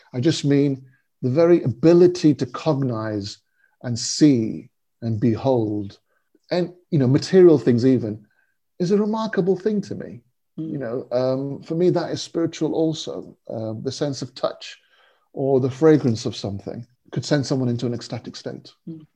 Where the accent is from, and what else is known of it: United Kingdom; born or raised there; also born or lived in India